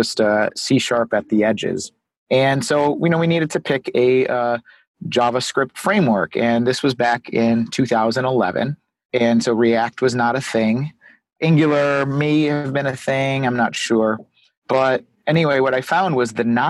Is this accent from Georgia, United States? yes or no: no; Chicago, Illinois, United States; I'm from Chicago, Illinois. I'm a web developer out here